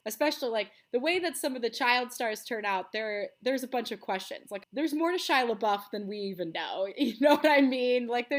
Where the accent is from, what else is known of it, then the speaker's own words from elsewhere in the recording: Texas, United States; also born or lived in Rochester, New York; I split time kind of between small town Texas, so like Midland, Odessa, Amarillo, Texas, and then